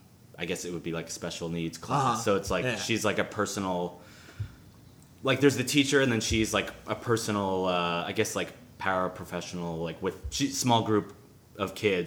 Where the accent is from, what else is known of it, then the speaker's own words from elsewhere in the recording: Long Island, New York, United States; No, in Long Island. So it was like a 45-minute drive, hour train ride into the city.